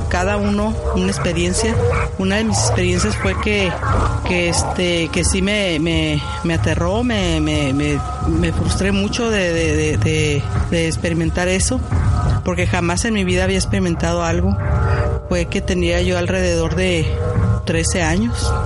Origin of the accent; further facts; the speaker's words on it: Tijuana, Baja California, Mexico; la casa donde crecí, que es en Tijuana, México